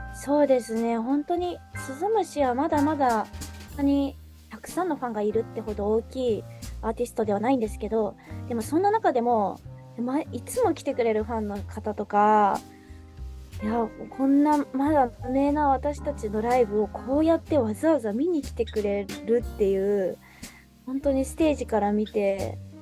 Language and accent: Japanese; Nagoya, Aichi, Japan; also born or lived in Tokyo; もともと地元が名古屋で両親も名古屋で、うん、高校も大学もずっと名古屋で